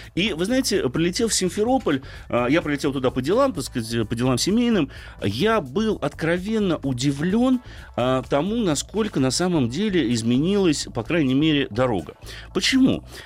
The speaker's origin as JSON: {"language": "Russian", "region": "Moscow", "country": "Russia", "said": "как москвич"}